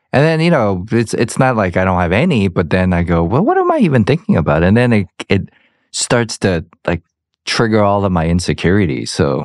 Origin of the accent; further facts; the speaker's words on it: Georgia, United States; I'm from Georgia